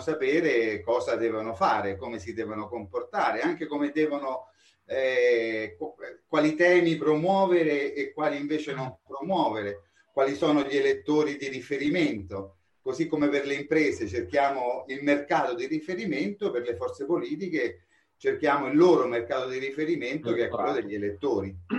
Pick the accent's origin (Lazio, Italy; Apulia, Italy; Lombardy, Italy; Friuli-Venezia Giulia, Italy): Lazio, Italy; Rome; Io sono romano della Garbatella